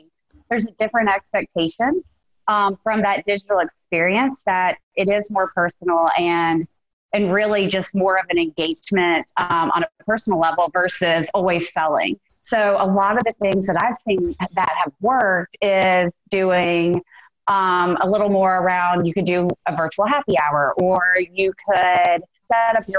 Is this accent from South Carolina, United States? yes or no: yes; Greenville, South Carolina, United States; I'm from Greenville, South Carolina in the States.